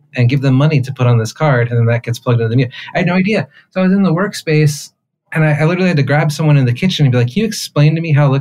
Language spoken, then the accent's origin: English; United States; accent: American; moved away as an adult; my American accent